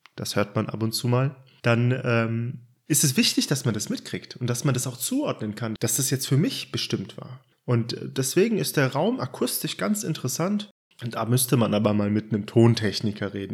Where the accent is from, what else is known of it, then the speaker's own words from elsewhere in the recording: Frankfurt and Darmstadt, South Hesse, Germany; now in Baden-Württemberg, Germany; Ich bin in Frankfurt und Darmstadt aufgewachsen, ein echter Südhesse und wohne mittlerweile im Südwesten Deutschlands im schönen Baden-Württemberg.